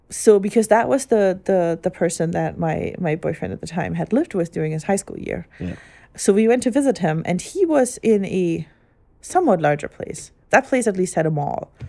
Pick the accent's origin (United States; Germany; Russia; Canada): Germany; growing up in Germany and ever only ever going to Catholic church.